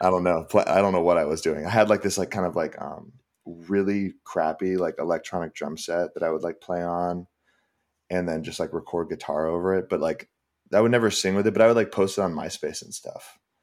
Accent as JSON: {"language": "English", "town": "San Ramon", "region": "California", "country": "United States", "tie": "born or raised there", "also_born_or_lived": "Seattle", "moved": "as an adult", "lives_now": "Los Angeles, United States", "said": "I grew up in the Bay."}